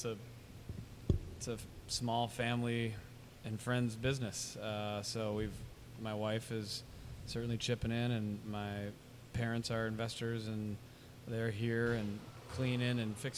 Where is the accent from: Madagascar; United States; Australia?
United States; Minnesota; moved away as an adult; now in Tampa, United States; I'm from Minnesota.